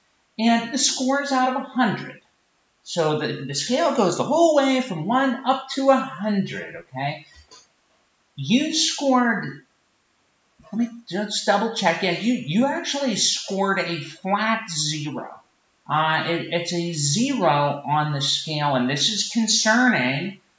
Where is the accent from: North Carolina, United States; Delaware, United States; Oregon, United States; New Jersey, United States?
Oregon, United States; Portland; See, here, I'm from Portland, Oregon.